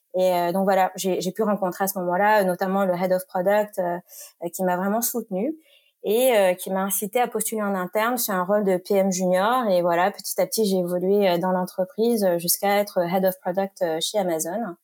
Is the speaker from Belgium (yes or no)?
no; Marseille region, Provence-Alpes-Côte d'Azur, France; moved away as an adult; j'ai grandi dans le sud de la France, dans la région marseillaise